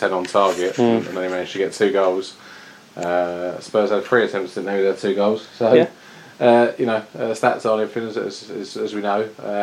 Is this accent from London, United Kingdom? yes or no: no; Blackburn, North West England, United Kingdom; Straight out of Blackburn, me.